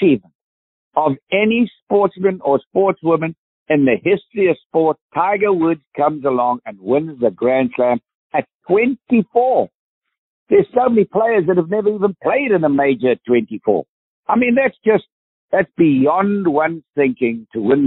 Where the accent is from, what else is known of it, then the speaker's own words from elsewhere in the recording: South Africa; accent: South African; South African accent